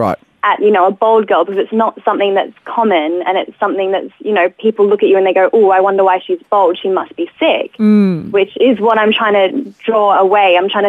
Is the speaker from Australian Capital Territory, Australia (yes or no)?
yes; Canberra, Australian Capital Territory, Australia; now in Melbourne, Australia; because I'm originally from Canberra.